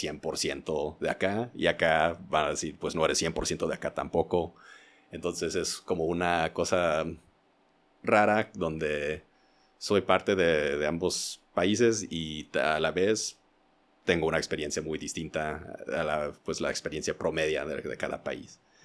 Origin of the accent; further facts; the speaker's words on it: Indiana, United States; now in Mexico; donde yo crecí en Indiana